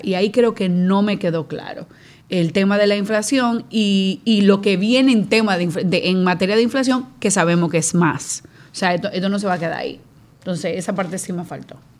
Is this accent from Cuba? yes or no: no; Dominican Republic; yo como dominicana